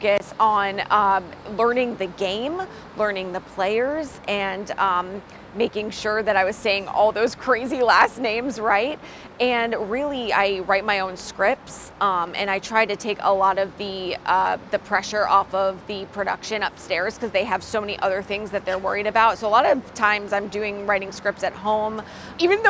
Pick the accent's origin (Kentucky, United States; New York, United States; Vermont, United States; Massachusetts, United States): Massachusetts, United States; Boston; now in Raleigh, United States; I'm originally from Boston